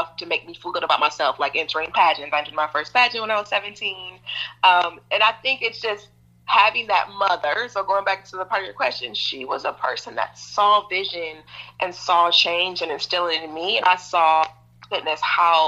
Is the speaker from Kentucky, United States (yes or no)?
yes; Appalachia, Kentucky, United States; also born or lived in Detroit, Michigan; born in Detroit to two amazing, wonderful parents, Detroit, Michigan. And then, you know, fast forward, my parents, their relationship didn't work out. They got a divorce. And so my mother decided to move her daughters to Appalachia, Kentucky.